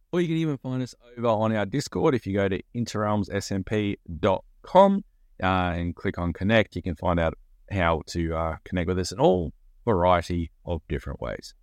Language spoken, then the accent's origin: English; Australia; being an Australian